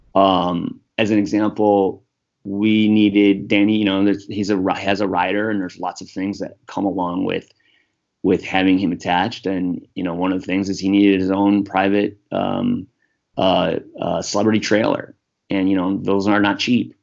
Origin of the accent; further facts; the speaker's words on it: United States; I'm just American white guy